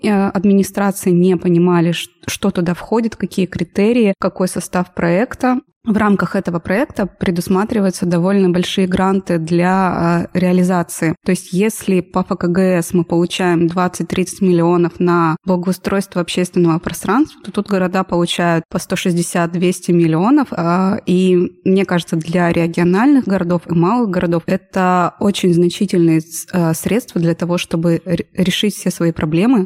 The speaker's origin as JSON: {"language": "Russian", "town": "Chelyabinsk", "region": "Chelyabinsk Oblast", "country": "Russia", "said": "я из Челябинска, живу здесь 20 лет"}